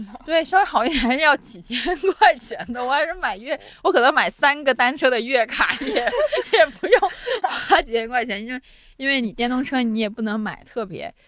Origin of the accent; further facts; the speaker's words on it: Guangdong, China; now in Beijing, China; 从佛山去广州的距离，就是我在我们老家已经去了一个别的城市了